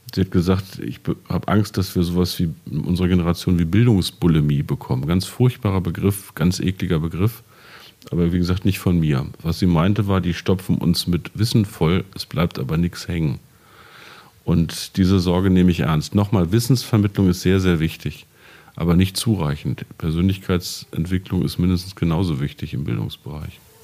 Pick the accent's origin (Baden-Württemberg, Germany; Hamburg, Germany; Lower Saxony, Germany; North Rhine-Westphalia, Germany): Lower Saxony, Germany; Peine; an meinem Gymnasium in meiner Heimatstadt in Peine